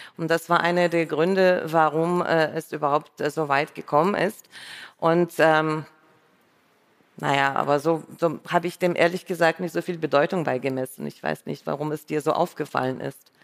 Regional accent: Saint Petersburg, Russia; first language Russian; German is a second language; moved away as an adult; also born or lived in Düsseldorf, Germany; now in Berlin, Germany; ich bin aus Leningrad und Sowjetunion ausgereist

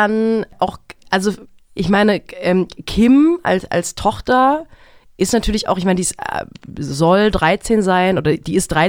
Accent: Germany; das hat mich als, auch als Deutsche stolz gemacht.

